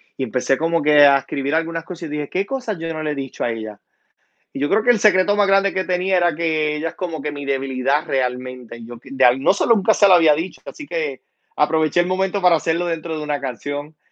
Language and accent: Spanish; San Sebastián, Puerto Rico; also born or lived in Utuado; soy puertorriqueño, soy original de San Sebastián